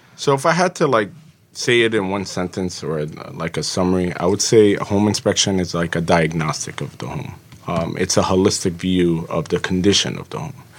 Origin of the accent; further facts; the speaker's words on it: Jersey City, New Jersey, United States; also born or lived in Egypt; I grew up in Jersey City through the public school district